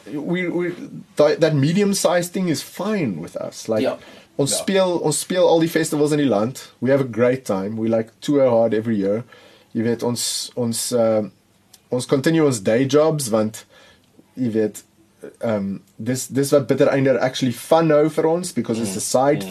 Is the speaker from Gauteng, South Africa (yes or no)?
yes; Pretoria, Gauteng, South Africa; ek het in Pretoria groot geword.